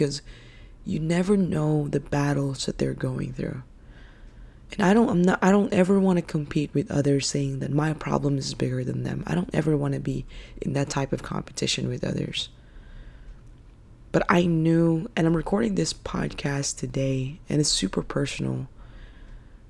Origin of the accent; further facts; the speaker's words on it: Philippines; now in United States; I'm actually Filipino, and I was born and raised in the Philippines.